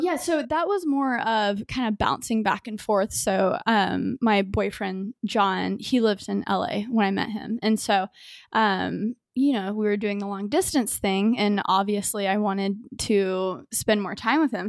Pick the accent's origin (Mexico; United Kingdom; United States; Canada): United States; Grapevine, Texas; born and raised in Dallas, Texas, in a burb grapevine